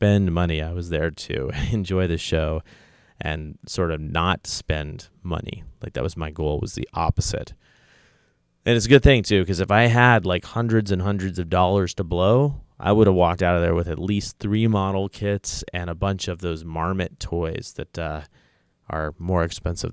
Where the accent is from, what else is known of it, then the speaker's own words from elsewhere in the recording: Oregon, United States; I'm from Oregon.